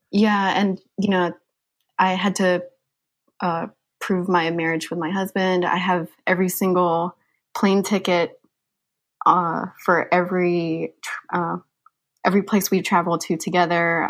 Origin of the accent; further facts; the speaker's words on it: Georgia, United States; also born or lived in Philippines; I'm from the Philippines, um, I grew up in Georgia, however, that's where I really consider myself